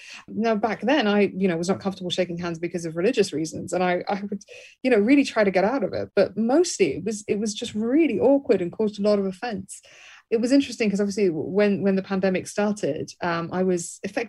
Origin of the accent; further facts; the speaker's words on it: Birmingham, West Midlands, United Kingdom; I was raised in Birmingham, England